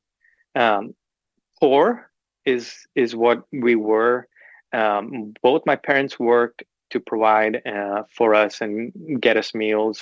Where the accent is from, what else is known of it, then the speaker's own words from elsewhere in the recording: Kolkata, West Bengal, India; now in Nashville, United States; I grew up in the heart of Calcutta.